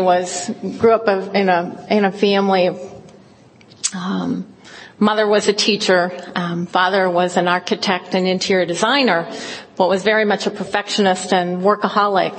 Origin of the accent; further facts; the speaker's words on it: Fresno, California, United States; I grew up in the Central Valley in California, in Fresno.